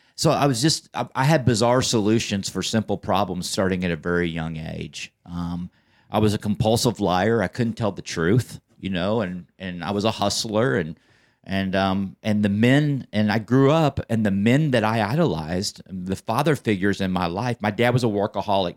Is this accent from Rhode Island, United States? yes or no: no; Plano, Texas, United States; I grew up in Plano my entire life